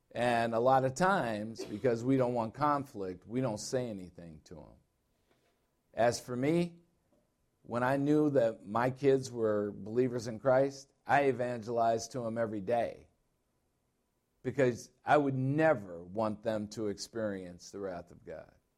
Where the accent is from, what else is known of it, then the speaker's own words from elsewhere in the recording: Illinois, United States; now in Arizona, United States; I'm from Illinois